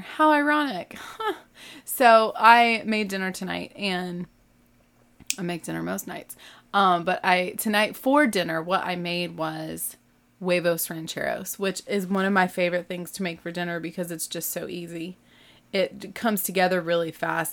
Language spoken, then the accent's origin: English; the South, United States; I'm not from the Midwest. I'm from the South